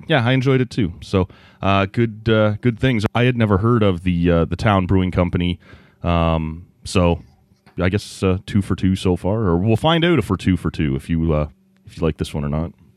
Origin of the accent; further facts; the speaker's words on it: Oshawa, Ontario, Canada; I grew up in the Oshawa area.